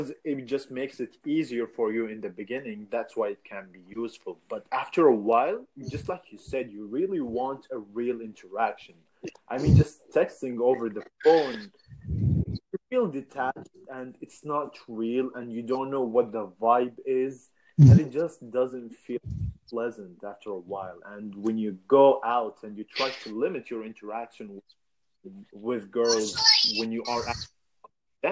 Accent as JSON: {"language": "English", "country": "Saudi Arabia", "said": "I'm from Saudi"}